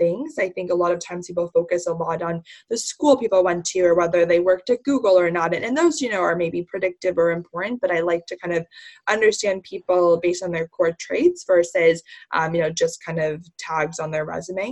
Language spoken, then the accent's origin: English; New Jersey, United States; born or raised there; also born or lived in Indiana / China